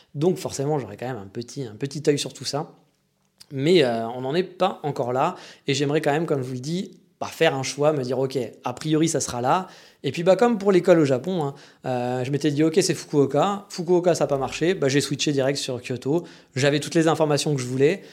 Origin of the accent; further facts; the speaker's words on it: Paris, Île-de-France, France; now in Japan; En tant que Parisien, bon Parisien que je suis